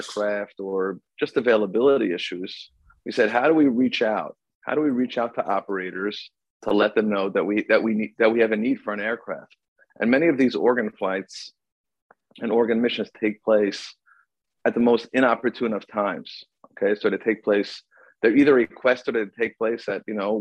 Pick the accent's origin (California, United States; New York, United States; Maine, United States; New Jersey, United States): New Jersey, United States; Lakewood; I was born and raised there, and that's where I live